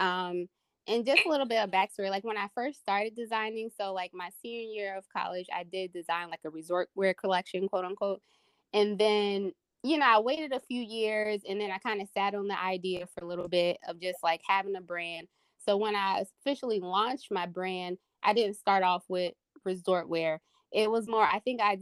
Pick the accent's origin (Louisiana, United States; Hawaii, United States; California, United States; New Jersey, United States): New Jersey, United States; I am from New Jersey. So, I'm a Jersey girl. Grew up in the suburbs.